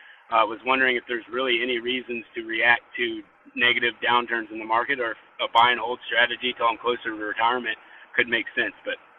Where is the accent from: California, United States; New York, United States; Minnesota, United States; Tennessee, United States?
Tennessee, United States; Nashville; I'm from Nashville, Tennessee.